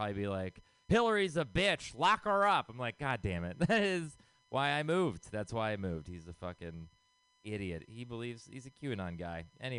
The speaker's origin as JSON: {"language": "English", "region": "Texas", "country": "United States", "moved": "yes", "lives_now": "San Francisco, United States", "said": "I am not from here originally. I moved here from Texas. And, you know, being from a place that conservative, I was like, San Francisco is going to be super liberal"}